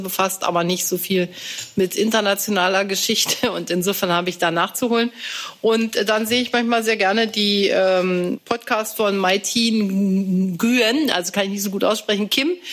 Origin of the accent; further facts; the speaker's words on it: East Germany, Germany; Ich bin ja in der DDR noch zur Schule gegangen